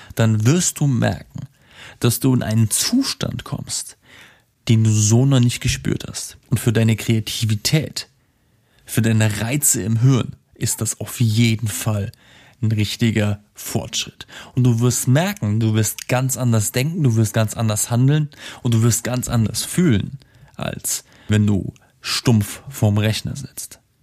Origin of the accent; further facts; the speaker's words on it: Simmern, Rhineland-Palatinate, Germany; moved away; meiner alten Heimat in Simmern